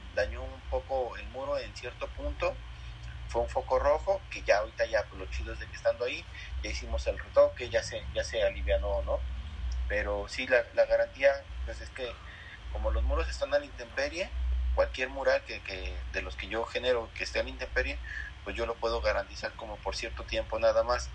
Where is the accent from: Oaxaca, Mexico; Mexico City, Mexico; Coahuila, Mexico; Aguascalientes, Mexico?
Aguascalientes, Mexico; nací yo aquí en Aguascalientes, soy hidrocálido 100%, mis abuelos, mis padres, toda mi familia